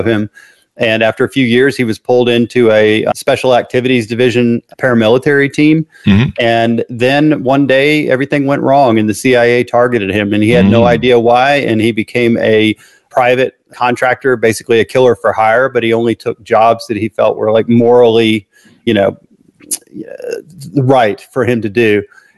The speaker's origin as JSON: {"language": "English", "town": "Memphis", "region": "Tennessee", "country": "United States", "tie": "born or raised there", "said": "I was born in Memphis, Tennessee, where I still live."}